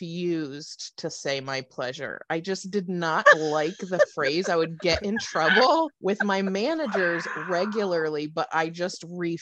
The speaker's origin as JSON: {"language": "English", "town": "Philadelphia", "region": "Pennsylvania", "country": "United States", "tie": "born or raised there", "also_born_or_lived": "Plymouth Meeting, Pennsylvania / Hatboro, Pennsylvania", "said": "I was born in Philadelphia. I was raised in Philadelphia until I was 11. Then we moved to the suburbs. Yeah, I'm like born and raised this area."}